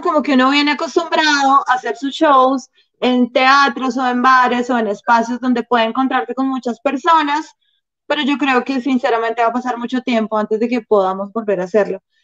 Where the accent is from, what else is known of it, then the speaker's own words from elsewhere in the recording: Bogotá, Colombia; yo soy Rola, rola de papá rolos, abuelos rolos, bisabuelos rolos